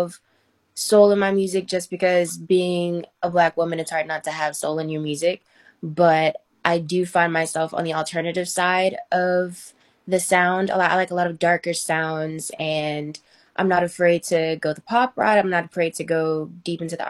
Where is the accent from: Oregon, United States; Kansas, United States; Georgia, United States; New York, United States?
Georgia, United States; Atlanta; now in California, United States; I'm from Atlanta, Georgia, but I'm out here in Cali living the good life